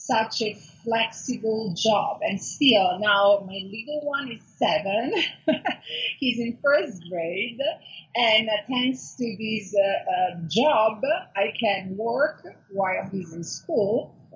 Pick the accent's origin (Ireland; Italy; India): Italy; Milan, Lombardy; moved away as an adult; now in Los Angeles, United States; okay, so I'm Italian. So I was born and raised in Italy, in Milano. And then I decided 10 years ago, oh my God, it really flies, to move to California, to Los Angeles